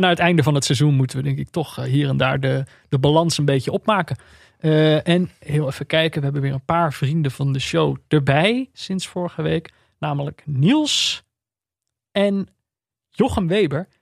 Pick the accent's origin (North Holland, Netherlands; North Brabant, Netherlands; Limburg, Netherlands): North Brabant, Netherlands; Veldhoven; also born or lived in Amsterdam; Ik ben, eh, de luisteraars weten dit wel, opgegroeid in Veldhoven, in de buurt van Eindhoven